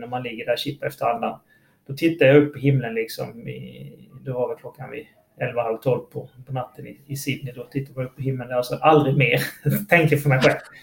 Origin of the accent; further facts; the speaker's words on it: Halmstad, Halland County, Sweden; jag är också från Halmstad